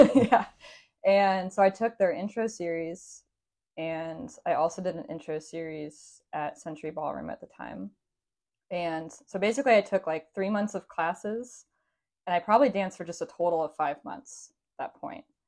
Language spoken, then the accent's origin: English; Seattle, Washington, United States; I was born and raised in Seattle, native Seattleite